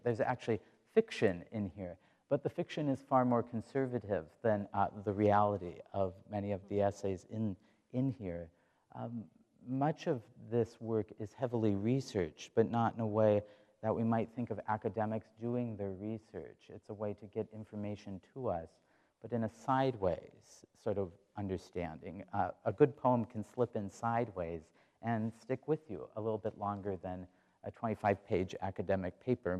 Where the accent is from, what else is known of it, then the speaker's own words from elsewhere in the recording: Watford City, North Dakota, United States; moved away as an adult; now in Iowa, United States; We did go to North Dakota, my home state